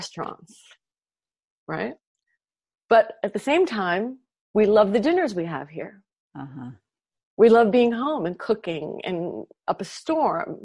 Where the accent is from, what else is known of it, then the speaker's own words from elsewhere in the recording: New York, United States; moved away as an adult; now in Los Angeles, United States; It's my hometown